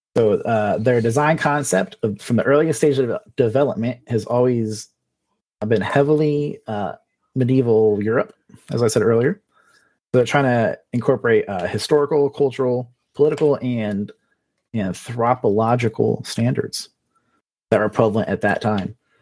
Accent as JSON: {"language": "English", "region": "South Florida", "country": "United States", "tie": "born or raised there", "moved": "as an adult", "said": "I grew up in South Florida"}